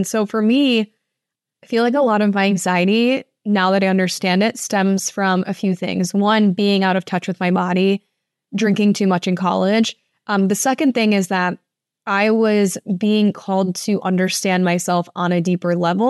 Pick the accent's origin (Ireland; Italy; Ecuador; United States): United States; Toledo, Ohio; after college, I moved to the oldest building in my hometown. I'm from Toledo, Ohio, and I lived at this building called the Oliver House.